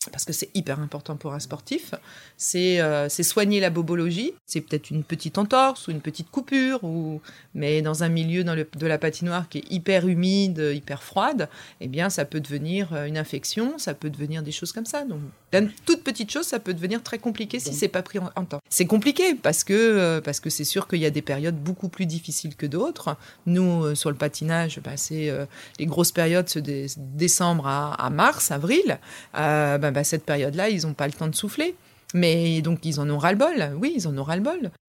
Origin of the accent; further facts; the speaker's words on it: Paris, Île-de-France, France; now in Rouen, France; Je suis une Parisienne qui est euh, venue sur Rouen. pour, pour, pour un mariage et qui donc du coup a, a évolué après depuis maintenant plus de 17 ans sur Rouen.